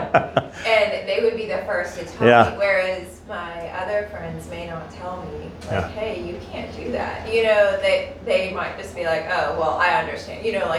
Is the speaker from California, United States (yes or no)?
no; Knoxville, Tennessee, United States; we're from Knoxville